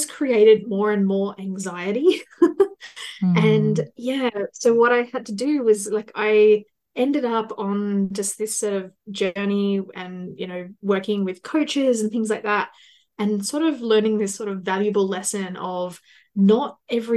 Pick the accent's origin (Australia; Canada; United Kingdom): Australia; I am from Australia